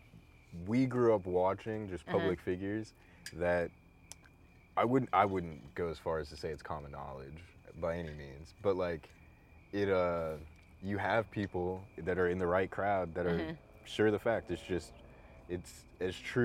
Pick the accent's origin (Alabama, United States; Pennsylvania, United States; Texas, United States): Texas, United States; Dallas; when we were growing up and you know, you're 5 or 6 and we grew up in Dallas.